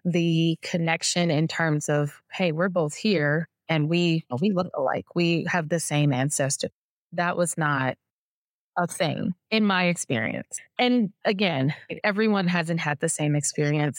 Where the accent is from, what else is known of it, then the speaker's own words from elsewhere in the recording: Detroit, Michigan, United States; I'm from Detroit. I grew up in Detroit